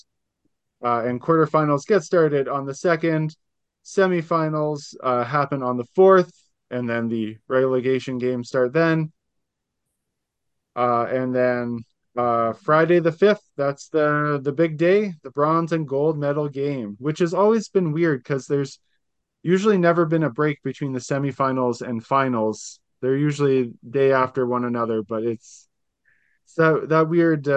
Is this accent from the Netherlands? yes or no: no; Ottawa, Ontario, Canada; now in London, Canada; Canada's capital, my hometown